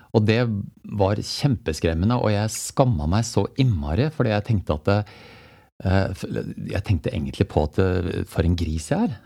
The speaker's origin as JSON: {"language": "Norwegian", "town": "Jessheim", "region": "Akershus", "country": "Norway", "tie": "born or raised there", "said": "jeg er født og oppvokst på Jessheim."}